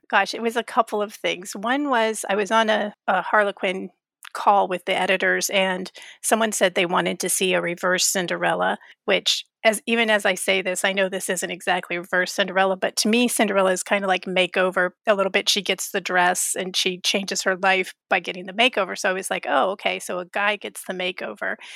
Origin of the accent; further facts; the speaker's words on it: Florida, United States; I grew up in Florida